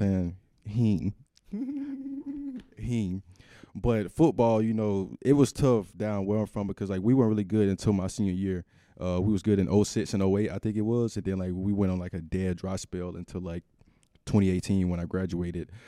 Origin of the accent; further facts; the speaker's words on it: Georgia, United States; moved away as an adult; also born or lived in Minnesota; because being from the South, I'm from Georgia, but I grew up in a country town, small town.